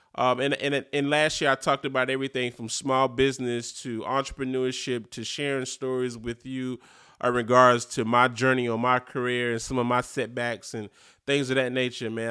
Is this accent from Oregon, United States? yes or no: no; Eastern North Carolina, United States; growing up in Eastern North Carolina in a small city